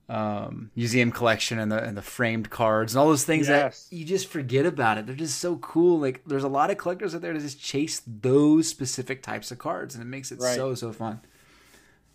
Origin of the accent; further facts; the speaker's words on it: Kansas City, United States; I come from Kansas City